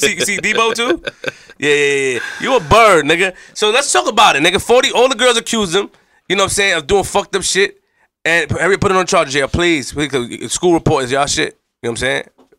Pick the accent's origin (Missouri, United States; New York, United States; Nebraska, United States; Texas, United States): New York, United States; Queens; Nobody not put me in perspective. I'm from Queens.